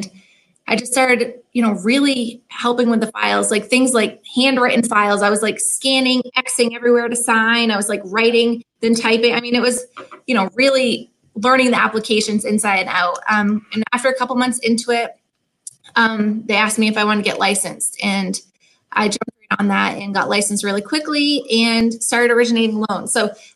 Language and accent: English; Maine, United States; moved away as an adult; also born or lived in Virgin Islands; now in Portland, Maine, United States; I grew up in Maine. I'm from a little tiny island on the coast of Maine